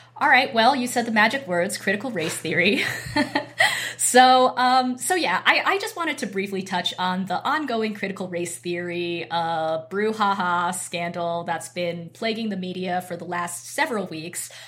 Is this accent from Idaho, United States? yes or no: yes; Boise, Idaho, United States; I grew up in Boise, Idaho